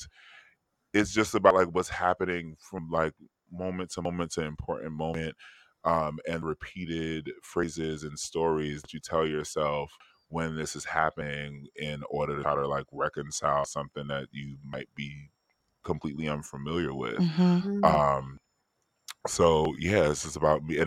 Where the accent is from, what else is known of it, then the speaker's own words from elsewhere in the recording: New York City, New York, United States; I'm from Harlem